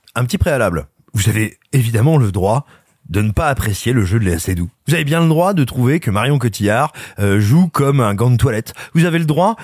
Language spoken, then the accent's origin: French; France